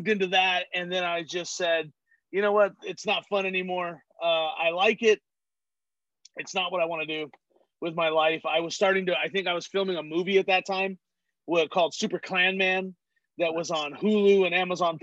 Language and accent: English; Madera, California, United States; I grew up in Fresno, California, or in Madera, California